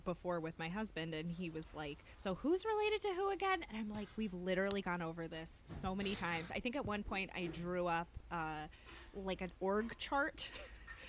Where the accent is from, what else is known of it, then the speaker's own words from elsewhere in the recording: Bergen County, New Jersey, United States; I'm from Bergen County, which is where these ladies are from. I basically grew up within 15, 20 minutes from where a lot of this happens